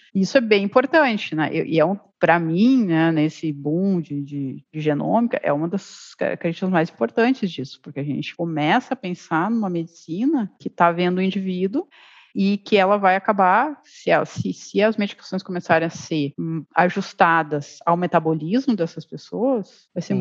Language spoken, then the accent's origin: Portuguese; southern Brazil, Brazil; eu sou do sul do Brasil, de uma cidade só tem alemão, pequena, e na região ali do, da colonização alemã